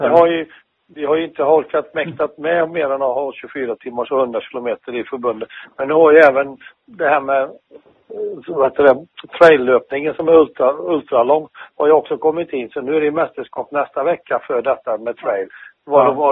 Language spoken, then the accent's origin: Swedish; Skövde, Västra Götaland, Sweden; born or raised there; also born or lived in Finland